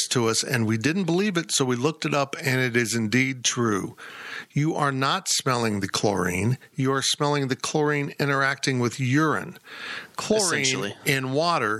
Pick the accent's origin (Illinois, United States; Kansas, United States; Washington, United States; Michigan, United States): Kansas, United States; I'm from Kansas